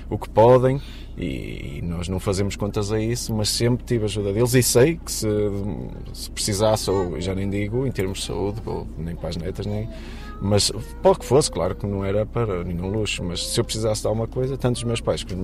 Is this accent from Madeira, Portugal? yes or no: no; Matosinhos, Porto District, Portugal; tenho 36 anos, sou de Matosinhos